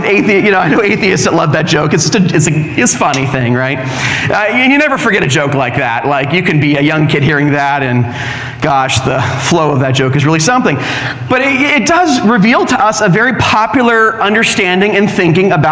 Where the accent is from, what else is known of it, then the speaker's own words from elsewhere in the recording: Orange County, California, United States; moved away; I'm from Orange County